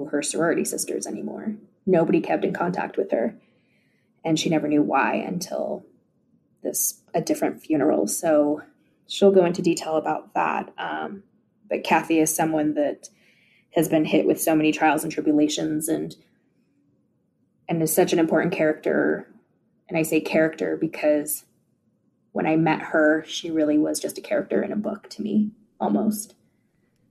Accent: Park City, Utah, United States; I grew up in Park City, Utah, so home of the Sundance Film Festival.

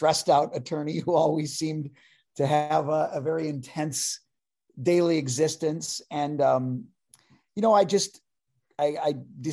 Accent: LaSalle, Illinois, United States; moved away; also born or lived in London / Chicago; I grew up in a little town called LaSalle, Illinois

